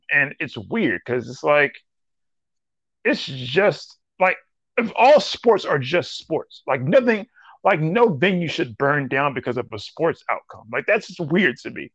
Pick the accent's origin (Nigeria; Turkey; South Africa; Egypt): Nigeria; being a Nigerian